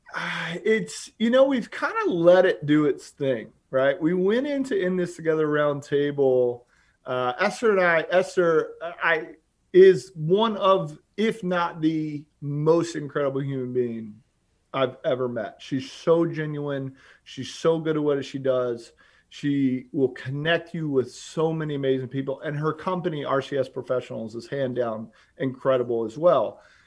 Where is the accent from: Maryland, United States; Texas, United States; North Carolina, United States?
North Carolina, United States; Charlotte; moved away as an adult; also born or lived in New York City; now in Gainesville, United States; from Charlotte, North Carolina. I grew up on fourteen acres, uh, outside of Charlotte with my, my lovely family